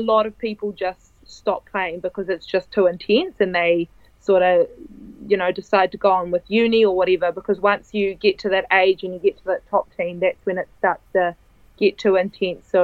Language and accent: English; Italy; also born or lived in New Zealand; Um, well, my mother's Italian and my dad is Kiwi. So um, I was born in New Zealand, but I moved to Italy when I was 10.